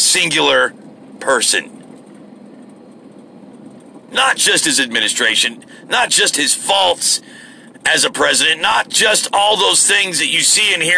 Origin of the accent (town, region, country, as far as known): United States